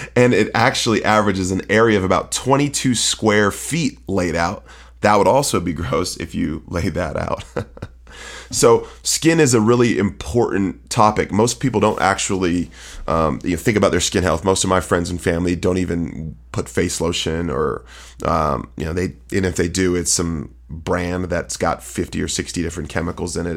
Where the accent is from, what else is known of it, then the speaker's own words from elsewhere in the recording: Bay Area, California, United States; I'm from the Bay Area